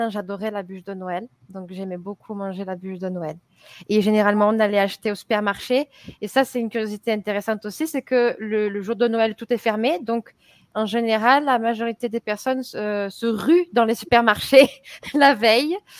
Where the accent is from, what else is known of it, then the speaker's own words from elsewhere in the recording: France; je suis française, je suis professeure du français